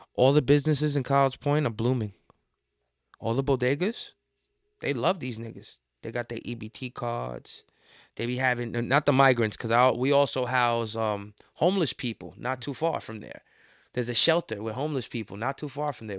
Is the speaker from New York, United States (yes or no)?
yes; New York City, New York, United States; as a New Yorker